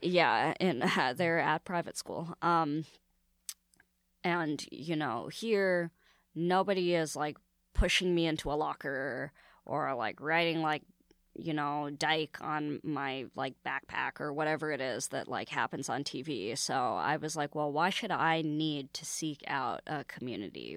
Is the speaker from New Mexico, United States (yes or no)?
no; San Francisco, California, United States; now in New York, United States; San Francisco is a really cool place to grow up, like young and Asian